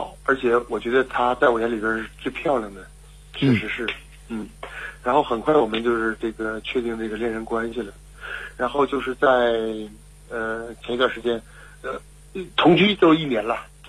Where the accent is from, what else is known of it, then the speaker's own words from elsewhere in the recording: Liaoning, China; 啊、我是辽宁人。